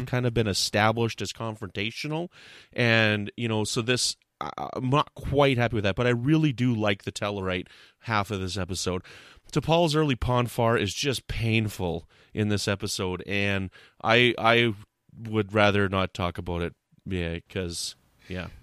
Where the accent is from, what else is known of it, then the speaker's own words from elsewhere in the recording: Canada; I'm a Canadian.